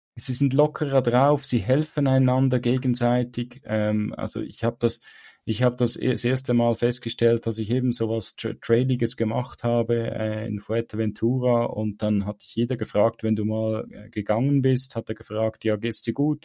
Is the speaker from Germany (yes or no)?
no; Switzerland; für mich als Schweizer